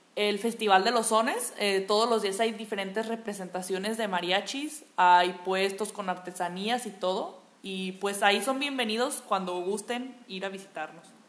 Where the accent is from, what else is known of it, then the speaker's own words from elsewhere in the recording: Tecalitlán, Jalisco, Mexico; vine a visitarlos desde Tecalitlán, Jalisco